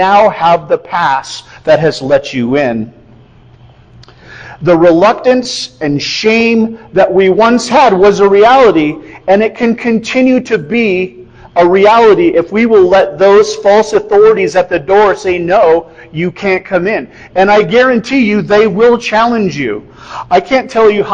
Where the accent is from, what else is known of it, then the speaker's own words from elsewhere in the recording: Iowa, United States; moved away; I come from Iowa